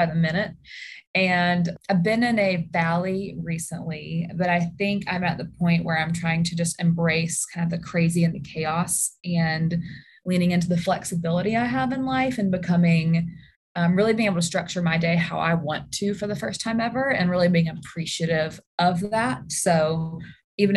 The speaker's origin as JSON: {"language": "English", "town": "Birmingham", "region": "Alabama", "country": "United States", "tie": "born or raised there", "also_born_or_lived": "Mississippi / Washington, District of Columbia, United States", "said": "So I am born and raised in Birmingham"}